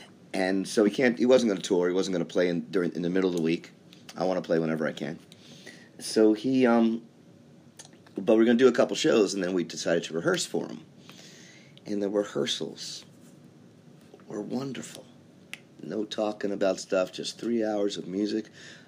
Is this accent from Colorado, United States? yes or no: no; Baltimore, Maryland, United States; moved away; I'm from Baltimore. Cool. That's right. And raised in Baltimore. Yep. My folks still live there.